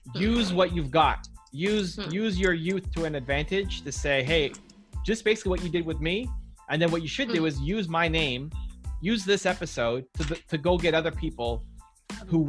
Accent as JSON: {"language": "English", "country": "Canada", "said": "I'm from Canada"}